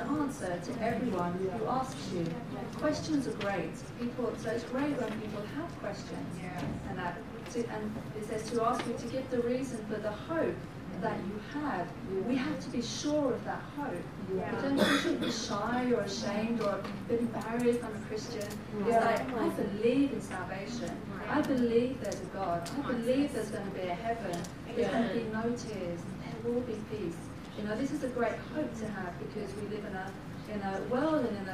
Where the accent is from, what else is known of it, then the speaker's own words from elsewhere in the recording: London, United Kingdom; now in Stockholm, Sweden; So I'm from London, but now I live in Stockholm.